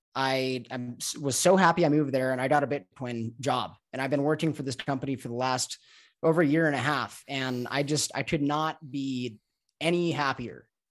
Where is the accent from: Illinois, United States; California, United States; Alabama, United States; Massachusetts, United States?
California, United States; Los Angeles; moved away as an adult; also born or lived in Mexico; I'm from Los Angeles